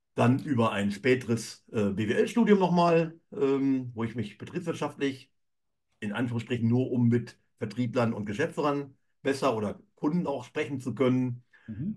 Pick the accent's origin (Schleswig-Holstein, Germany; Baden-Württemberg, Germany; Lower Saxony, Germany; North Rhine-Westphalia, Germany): Lower Saxony, Germany; Emsland; also born or lived in Cologne; bin aufgewachsen in der Landwirtschaft im emsländischen Bereich